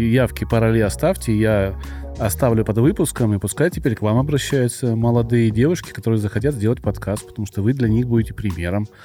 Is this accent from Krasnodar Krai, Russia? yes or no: yes; Krasnodar Krai, Russia; accent: soft g; Ну то есть я с Кубани и всем говорю, я кубаноид. Извините, у меня мягко г.